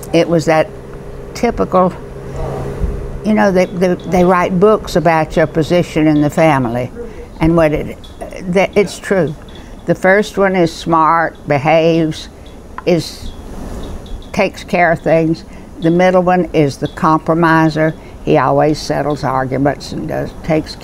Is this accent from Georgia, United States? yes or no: yes; Albany, Georgia, United States; I was born in Albany, Georgia, in 1304 Dawson Road